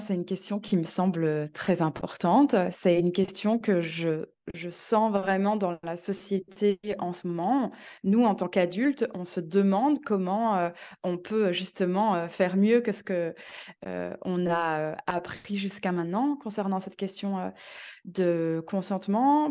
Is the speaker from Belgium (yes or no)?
yes; Belgium; moved away as an adult; now in Marseille, France; je suis belge